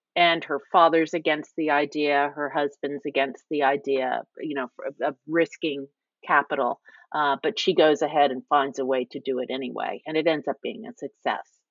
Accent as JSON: {"language": "English", "town": "Virginia Beach", "region": "Virginia", "country": "United States", "tie": "born or raised there", "also_born_or_lived": "New York", "moved": "as an adult", "said": "I'm a native Virginian, and I grew up in Virginia Beach"}